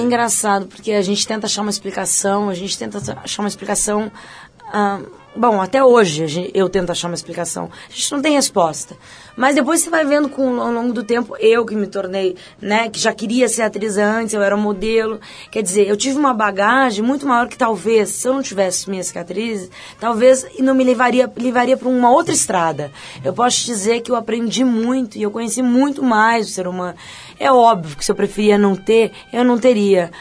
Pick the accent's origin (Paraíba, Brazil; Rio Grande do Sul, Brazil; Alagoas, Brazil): Rio Grande do Sul, Brazil; Campo Bom; moved away; Eu sou de Campo Bom